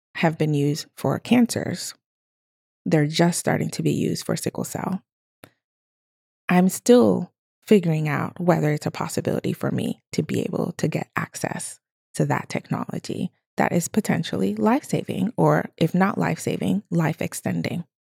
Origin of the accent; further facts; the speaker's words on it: Togo; I was born in Togo